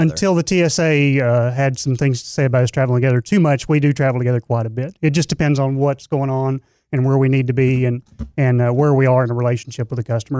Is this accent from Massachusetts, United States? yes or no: no; East Texas, United States; I'm from East Texas